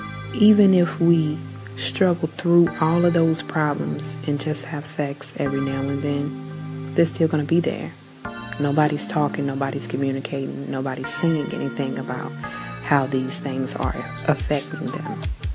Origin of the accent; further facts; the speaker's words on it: New Zealand; I am Kiwi.